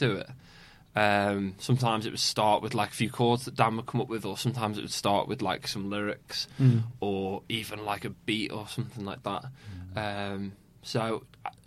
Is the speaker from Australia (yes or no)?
no; Formby, North West England, United Kingdom; I'm originally from Formby